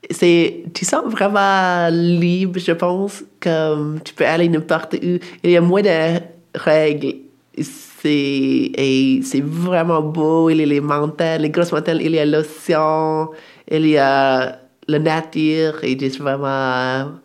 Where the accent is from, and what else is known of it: Alaska, United States; born or raised there